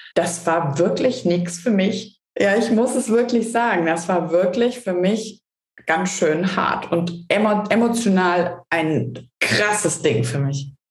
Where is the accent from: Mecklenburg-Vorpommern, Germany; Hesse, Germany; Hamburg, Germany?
Hesse, Germany; als Hesse